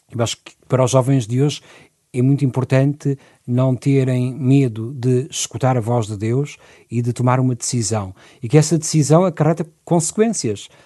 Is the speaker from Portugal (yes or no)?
yes; Lisbon, Portugal; Aqui em Lisboa, sim, sou natural de Lisboa